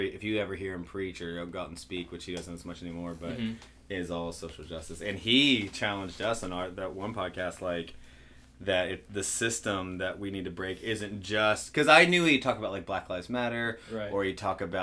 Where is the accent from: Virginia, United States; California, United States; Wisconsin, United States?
Virginia, United States; Virginia Beach; now in Cincinnati, United States; I'm from Virginia Beach, where I mean it's the largest geographical city in Virginia